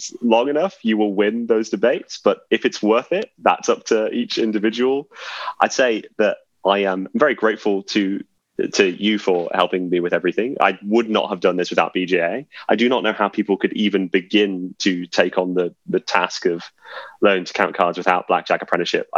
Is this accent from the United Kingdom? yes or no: yes; England, United Kingdom; being English